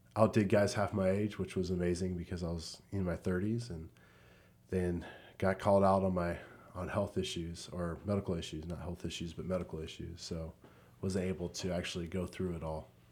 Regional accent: Southern California, United States; also born or lived in Fort Wayne, Indiana / Columbus, Ohio; I grew up most of my life here in Southern California

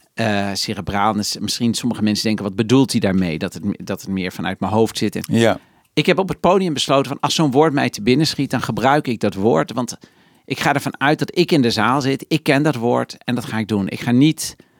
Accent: Netherlands; ik ben opeens een gekke Nederlander

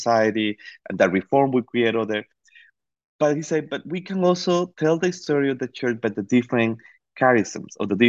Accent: Costa Rica; moved away; I grew up in Costa Rica.

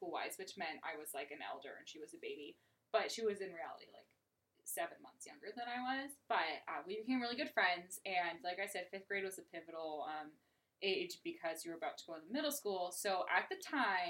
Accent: Southern California, United States; I grew up in Southern California

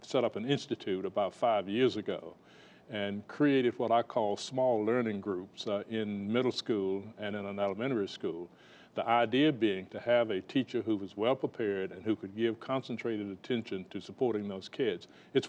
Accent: Southern United States, United States; In the South, yes. I'm a Southerner.

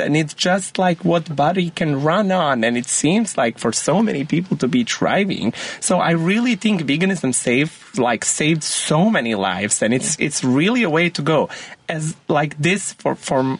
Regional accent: Montenegro; I grew up in Montenegro

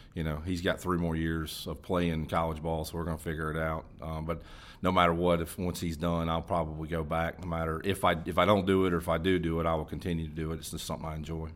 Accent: Hendersonville, North Carolina, United States; I grew up in Hendersonville, North Carolina

